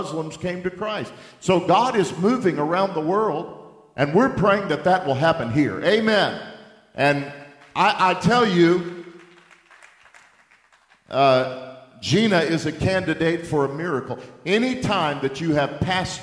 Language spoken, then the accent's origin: English; Texas, United States; I'm from Texas, and we talk real straight